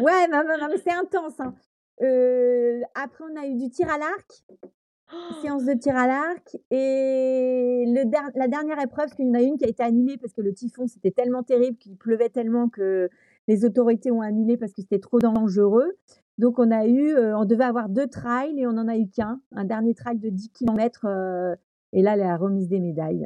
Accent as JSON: {"language": "French", "region": "Brittany", "country": "France", "said": "je suis une bretonne"}